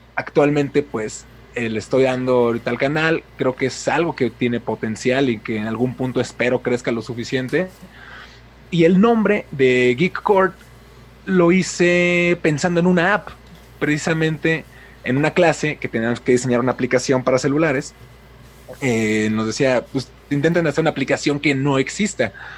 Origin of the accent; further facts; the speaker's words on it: Mexico City, Mexico; now in Puebla, Mexico; soy de México, actualmente vivo en Puebla, pero soy originario de la Ciudad de México